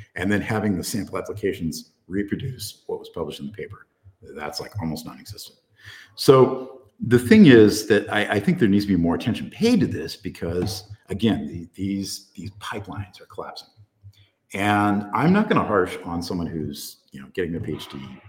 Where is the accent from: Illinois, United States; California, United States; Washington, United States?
California, United States; Central Coast of; I was born down on the Central Coast of California, so uh, right around where my parents lived at the time